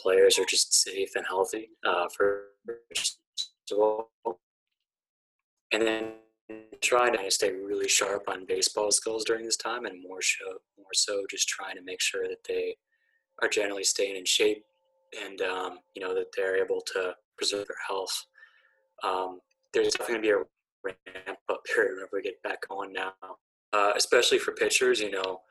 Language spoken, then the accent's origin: English; Pittsburgh, Pennsylvania, United States; I grew up in Pittsburgh, actually, in kind of like the early to mid 1990s